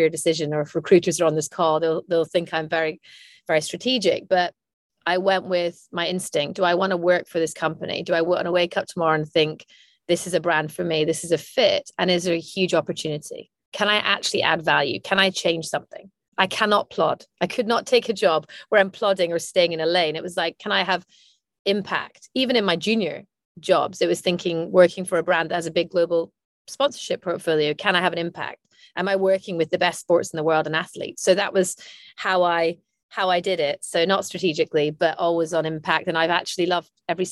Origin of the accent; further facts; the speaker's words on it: Aberdeen, Scotland, United Kingdom; I'm Scottish from Aberdeen, and sport was part of growing up